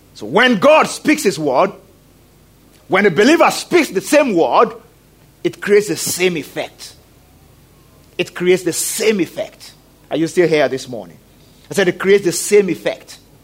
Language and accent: English; Nigeria; I'm a Nigerian